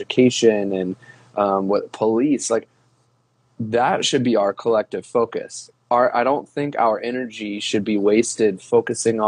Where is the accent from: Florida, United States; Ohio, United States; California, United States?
Ohio, United States; I grew up in Ohio